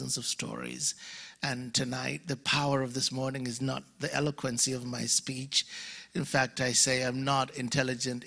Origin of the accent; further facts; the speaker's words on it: Uganda; accent: mixture of accents; moved away; I'm from Uganda, born and raised in Uganda, Alabama. No, Uganda, Africa.